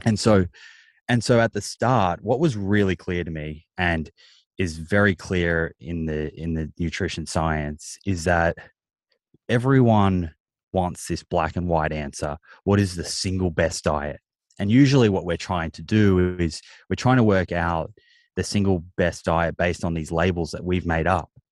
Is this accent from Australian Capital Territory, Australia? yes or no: no; Melbourne, Victoria, Australia; I grew up in Melbourne